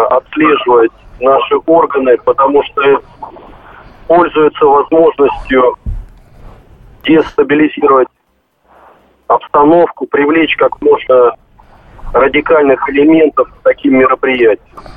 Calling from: Rostov-on-Don, Rostov Oblast, Russia; Я звоню из Ростова-на-Дону.

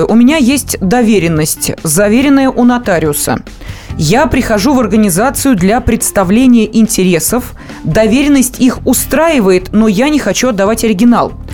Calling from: Perm, Perm Krai, Russia; звоню из Перми.

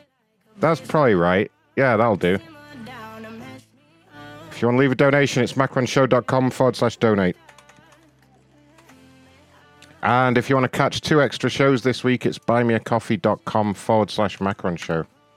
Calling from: Wisconsin, United States; I live in Wisconsin.

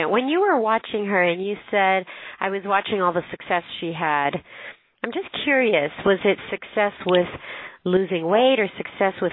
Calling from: Springfield, Missouri, United States; I am in Springfield, Missouri.

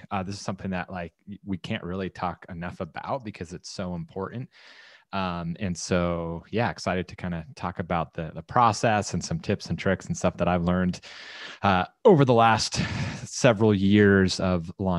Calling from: San Clemente, California, United States; I am broadcasting live from San Clemente, California.

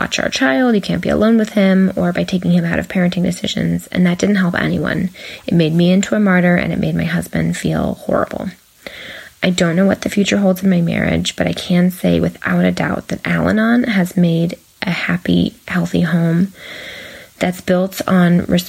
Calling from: California, United States; from California

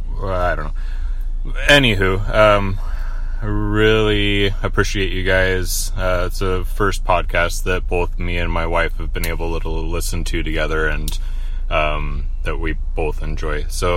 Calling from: Washington, United States; I'm calling from Washington State.

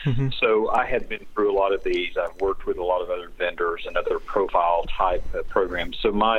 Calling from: Knoxville, Tennessee, United States; I'm actually in Knoxville, Tennessee.

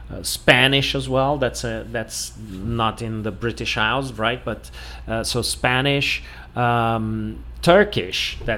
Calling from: Porto Alegre, Rio Grande do Sul, Brazil; I'm speaking from Porto Alegre in the south of Brazil.

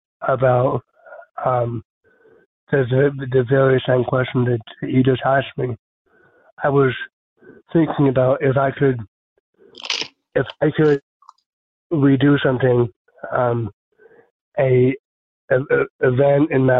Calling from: Orange County, California, United States; also born or lived in New Jersey; I'm calling from Orange County, California.

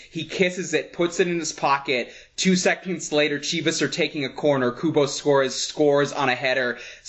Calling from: Denver, Colorado, United States; I'm calling in from Denver, Colorado.

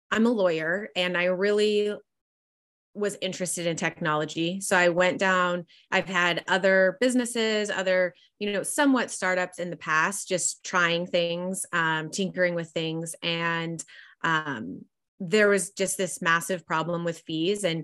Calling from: Dallas, Texas, United States; I'm dialing in from Dallas, Texas.

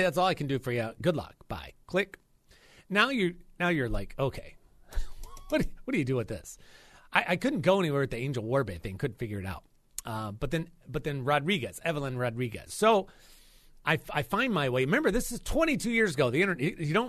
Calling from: Raleigh, North Carolina, United States; I'm calling from Raleigh, North Carolina.

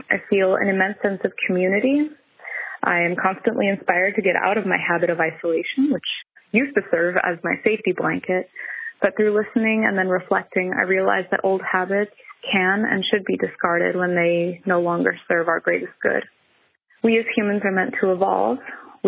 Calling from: Cologne, North Rhine-Westphalia, Germany; I'm calling in from Cologne, Germany. I am 33 now.

